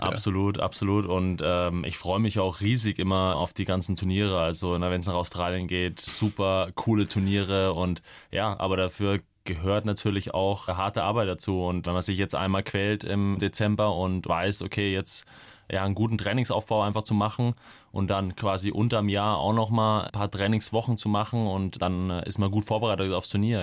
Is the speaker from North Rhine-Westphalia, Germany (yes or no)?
no; Coburg, Bavaria, Germany; moved away as an adult; now in Munich, Germany; nach Coburg in meine Heimatstadt